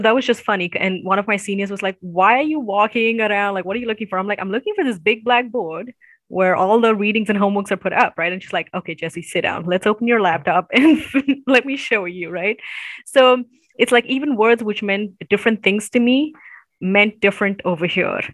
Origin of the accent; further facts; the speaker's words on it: Chennai, Tamil Nadu, India; now in United States; I am from the southern part of India. It's um, in the state of Tamil Nadu. Uh, so Tamil is the language we speak, and Nadu means the land of Tamil-speaking people. And so I'm in the capital city, Chennai